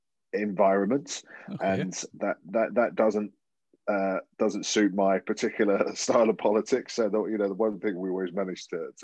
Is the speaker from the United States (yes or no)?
no; Strood, South East England, United Kingdom; accent: Estuary English; moved away as an adult; now in Leeds, United Kingdom; I was born in Kent, and I was actually born in the house that my parents lived in until I moved off to university. I grew up in a place called the Medway Towns, my nearest town was called Strood, but I lived in a place called Frinsbury.